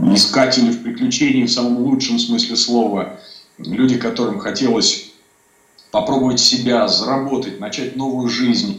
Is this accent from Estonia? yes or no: no; Donbas, Ukraine; now in Moscow, Russia; я часто бываю э, в Донбассе, я оттуда родом